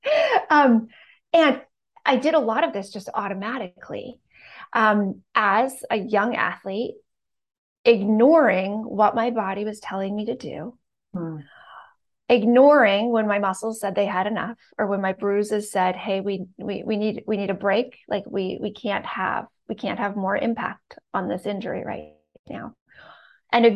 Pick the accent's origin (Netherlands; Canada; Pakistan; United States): Canada; So I grew up in Canada, super small town with one stoplight